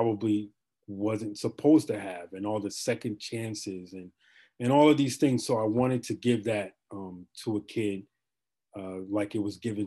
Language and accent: English; Chicago, Illinois, United States; moved away as an adult; also born or lived in Texas; now in Ontario, Canada; I am from Chicago originally